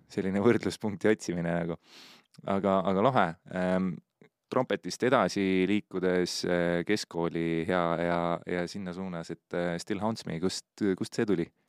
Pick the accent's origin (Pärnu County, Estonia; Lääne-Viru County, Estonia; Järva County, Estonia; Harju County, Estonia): Pärnu County, Estonia; Pärnu; mu taust on see, et ma olen Pärnust